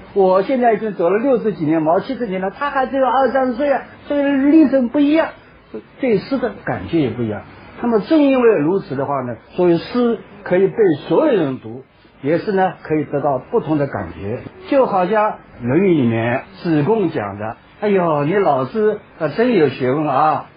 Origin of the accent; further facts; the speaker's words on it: China; 说我们中国人的诗呢